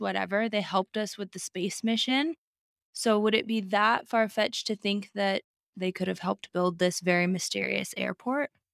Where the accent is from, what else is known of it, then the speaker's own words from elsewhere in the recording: Alaska, United States; growing up in Alaska.